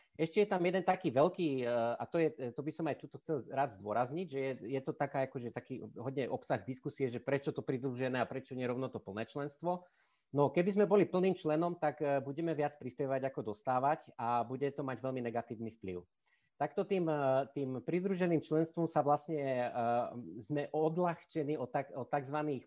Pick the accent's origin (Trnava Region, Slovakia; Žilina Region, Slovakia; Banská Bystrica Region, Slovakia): Žilina Region, Slovakia; Žilina; moved away as an adult; also born or lived in Czech Republic / Leuven, Belgium / Paris, France; now in Bratislava, Slovakia; som Žilinčan